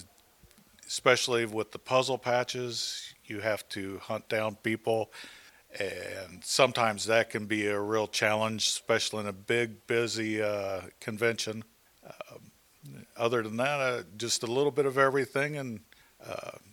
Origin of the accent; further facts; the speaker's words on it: Jeffersonville, Indiana, United States; I'm from Jeffersonville, Indiana